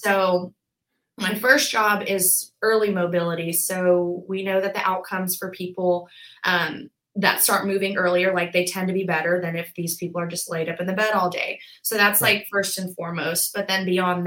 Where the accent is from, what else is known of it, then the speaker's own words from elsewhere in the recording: Birmingham, Alabama, United States; also born or lived in Auburn, Alabama; I was born and raised in Birmingham. I went to Hoover High School.